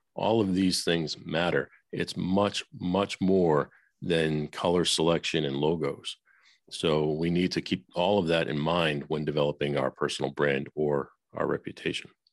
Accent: Boston, Massachusetts, United States; moved away as an adult; also born or lived in Nashville; I grew up in Boston

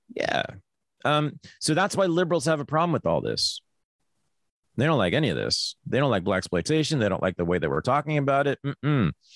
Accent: Berkeley, California, United States; growing up in Berkeley, California in the 1970s in a feminist household

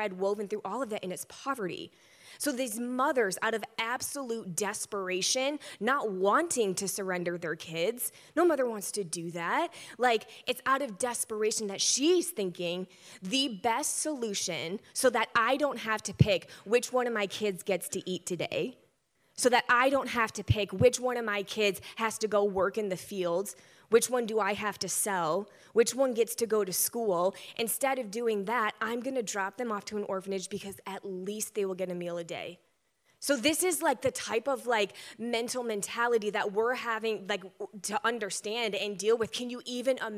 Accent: Michigan, United States; I'm from Michigan

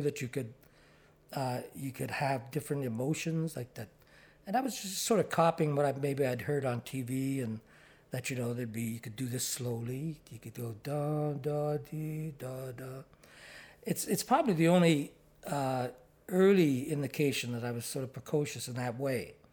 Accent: Ottawa, Ontario, Canada; moved away as an adult; also born or lived in Toronto; I'm from Ottawa and born and raised

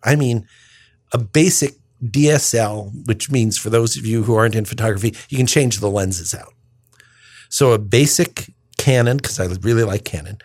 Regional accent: United States; I was born on the Illinois, Indiana state line, raised anyway there

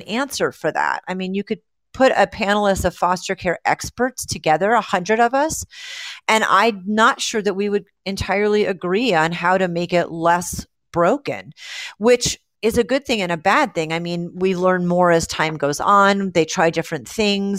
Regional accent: Rhode Island, United States; moved away; I was raised in Rhode Island, and I flew back to Rhode Island.

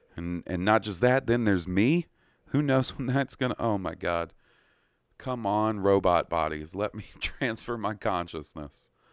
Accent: Columbus, Mississippi, United States; moved away; where I grew up in Columbus

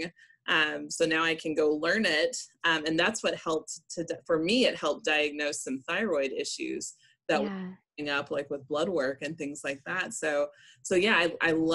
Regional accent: Memphis, Tennessee, United States; I grew up in Memphis

